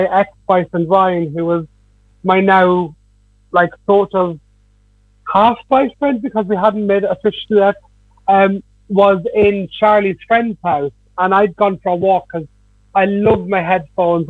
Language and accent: English; Dublin, Leinster, Ireland; I was mostly in my hometown, so the whole of Ballymun